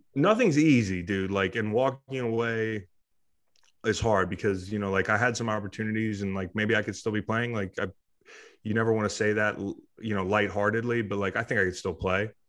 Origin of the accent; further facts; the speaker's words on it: Charlottesville, Virginia, United States; I grew up in Charlottesville. I moved back to Charlottesville.